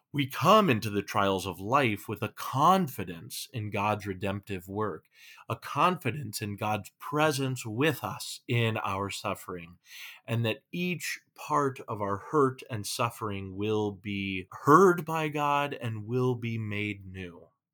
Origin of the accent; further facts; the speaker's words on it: California, United States; now in Minnesota, United States; I'm from California